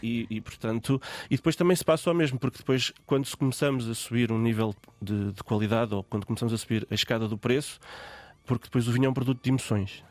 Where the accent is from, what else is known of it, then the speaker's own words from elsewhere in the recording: Guarda, Centro, Portugal; eu sou da Guarda